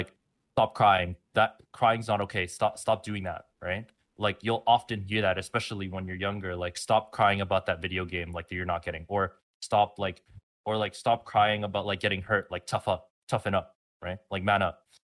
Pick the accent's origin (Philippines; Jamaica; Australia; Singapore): Philippines; especially coming from an immigrant family and being Filipino